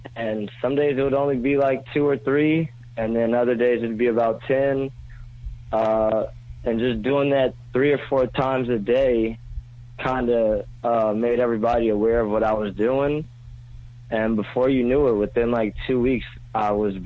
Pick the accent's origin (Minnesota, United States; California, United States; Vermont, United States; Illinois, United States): California, United States; Los Angeles; now in New York, United States; I'm from Los Angeles